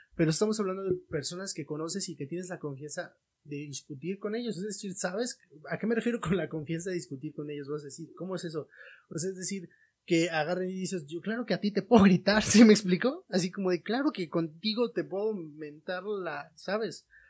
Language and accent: Spanish; Mexico; como familia mexicana, familia latina